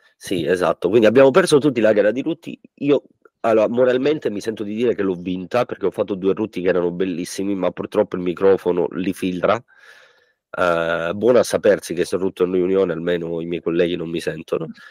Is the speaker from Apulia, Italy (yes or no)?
no; Sicily, Italy; moved away; andiamo in Sicilia, al mio paese